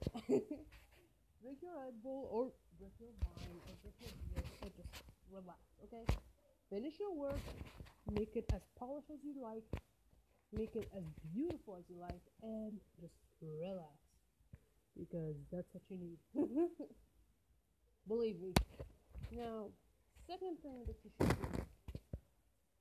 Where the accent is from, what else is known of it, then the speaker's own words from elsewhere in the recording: Algeria; English is a second language; I was born in Algeria, in a shithole of Algeria